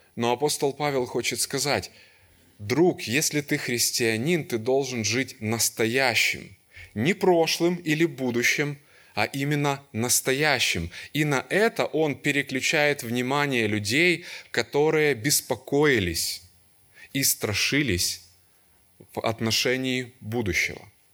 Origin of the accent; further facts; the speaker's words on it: Kyiv, Ukraine; И я родился и вырос в Киеве. Всю жизнь там прожил, до сих пор живу там.